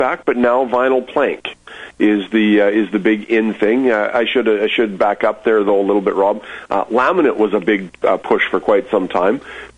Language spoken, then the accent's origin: English; Moose Jaw, Saskatchewan, Canada; Raised here. Moved back. The family's been here for years, but I actually was born when my dad had been transferred for a short time. But I've been here since I was two